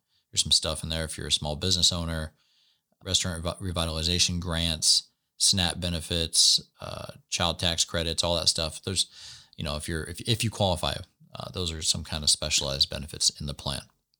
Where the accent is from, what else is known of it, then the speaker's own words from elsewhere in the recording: Washington, United States; I grew up in Washington State in the country